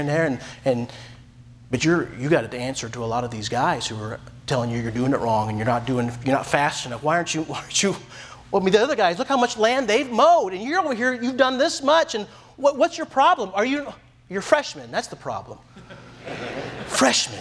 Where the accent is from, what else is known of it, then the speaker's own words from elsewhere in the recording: United States; moved away as an adult; I'm American